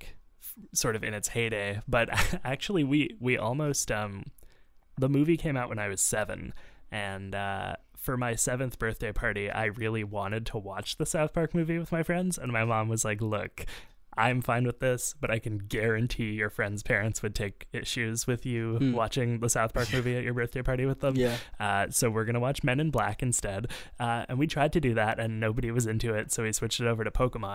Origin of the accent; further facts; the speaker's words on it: Canada; I'm a hoser